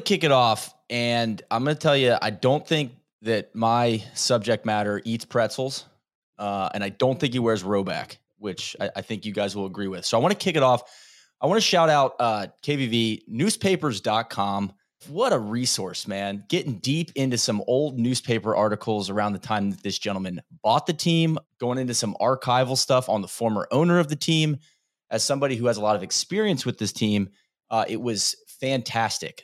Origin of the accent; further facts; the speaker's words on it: Atlanta, Georgia, United States; you and I growing up in Atlanta